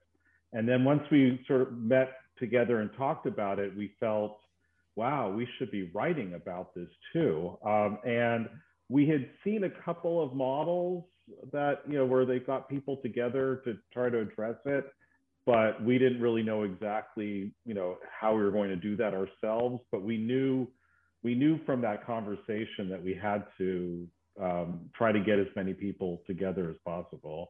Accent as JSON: {"language": "English", "country": "United States", "moved": "as an adult", "lives_now": "Sydney, Australia", "said": "As you can probably tell from my accent, I'm not originally from Australia, from the States"}